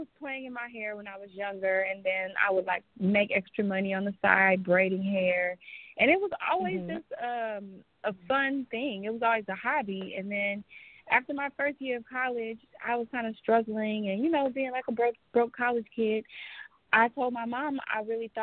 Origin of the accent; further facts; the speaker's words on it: Chicago, Illinois, United States; moved away as an adult; now in Los Angeles, United States; But I'm from Chicago originally, born and raised, and I decided to move to L.A. after about 4 years being in the hair industry